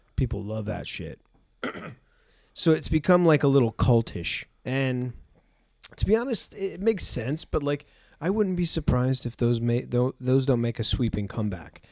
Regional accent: New England, United States; I'm from New England

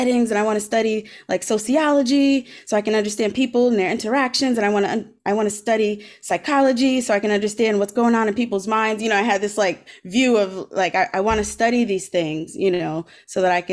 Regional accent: Providence, Rhode Island, United States; I grew up in Providence, and I grew up through, you know, in low income neighborhoods.

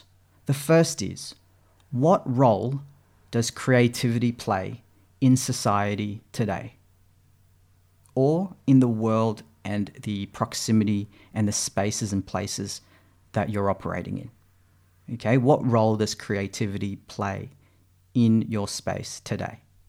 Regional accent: Philippines; moved away; because I didn't have it and I'd come from the Philippines. And this was due to that cultural heritage as a Filipino, my parents who grew up in that third world country.

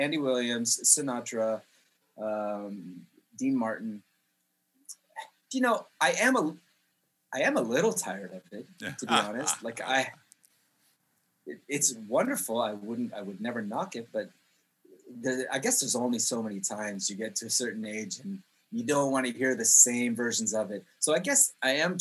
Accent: Jerusalem, Jerusalem District, Israel; also born or lived in Canada; now in Poland; I moved to Israel when I was 4 years old, and I actually grew up on a street called Bethlehem Road in Jerusalem.

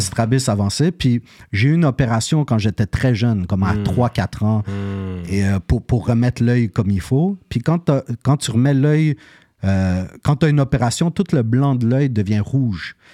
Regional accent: Montreal, Quebec, Canada; je suis né à Côte-des-Neiges

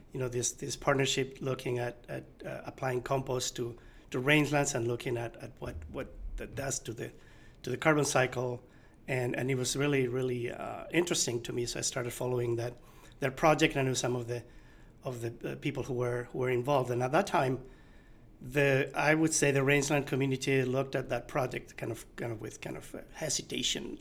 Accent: Asturias, Spain; now in California, United States; so I grew up in Asturias. It's a region in uh, in northern Spain

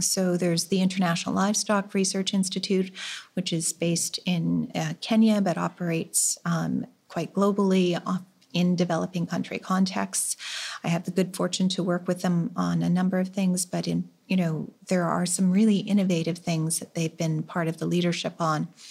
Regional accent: Canada; as a Canadian farmer

